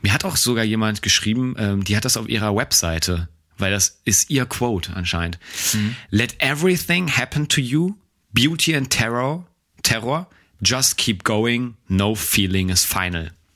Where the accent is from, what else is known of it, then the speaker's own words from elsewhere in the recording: Germany; wir sind ja nun mal jetzt Deutsche